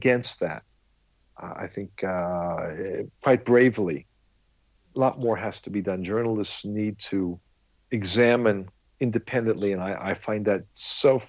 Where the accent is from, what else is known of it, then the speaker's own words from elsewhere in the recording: California, United States; also born or lived in London; now in Israel; when I was 2 years old, my parents decided that in the early 50s, being raised in California was a little bit warmer, sunnier than being in London. So that was their decision. They didn't ask me. So I was raised in California